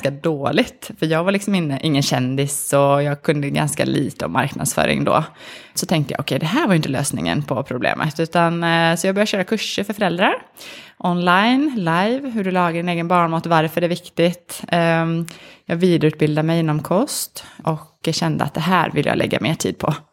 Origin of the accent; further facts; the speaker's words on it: Sweden; now in Norway; Jag, jag är ganska svensk, men jag har bott i, i, Norge nu i faktiskt 11 år.